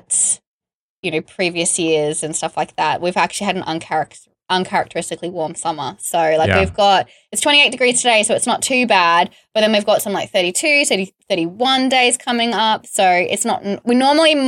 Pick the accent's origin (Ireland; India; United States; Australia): Australia; now in United Kingdom; I'm from Australia.